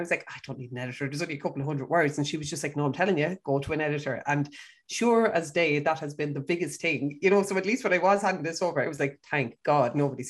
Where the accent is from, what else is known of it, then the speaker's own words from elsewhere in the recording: County Kildare, Leinster, Ireland; So I am from County Kildare.